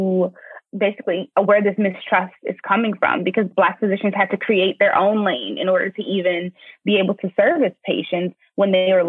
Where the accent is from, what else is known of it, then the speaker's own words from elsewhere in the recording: New Orleans, Louisiana, United States; I'm from New Orleans, Louisiana, and this is a story that I grew up hearing my grandmother tell me about